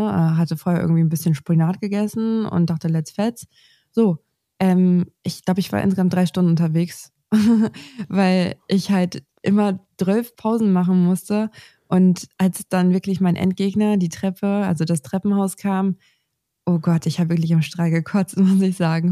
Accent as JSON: {"language": "German", "region": "Northern Germany", "country": "Germany", "said": "bei uns im Norden"}